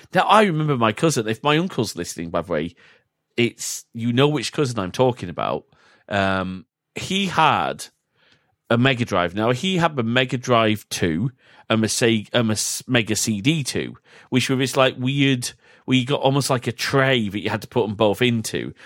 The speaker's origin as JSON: {"language": "English", "country": "United Kingdom", "said": "we are both British"}